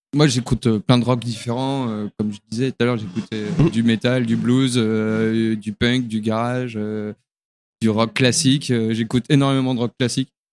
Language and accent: French; Jura, Bourgogne-Franche-Comté, France; now in Lyon, France; chez moi dans le Jura